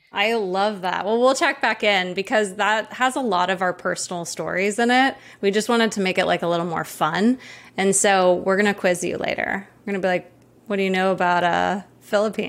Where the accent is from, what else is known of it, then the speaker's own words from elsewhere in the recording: Maui, Hawaii, United States; I grew up in Maui, and I'm actually in Maui right now